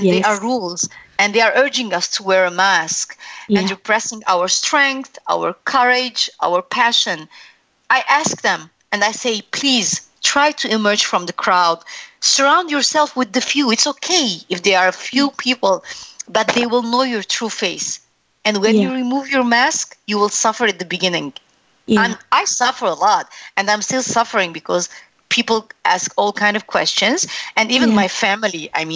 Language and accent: English; Lebanon; English is a second language; moved away as an adult; now in Canada; Growing up in Lebanon, it's a little bit different for me when it comes to my culture, because though I was born in Lebanon, I'm Armenian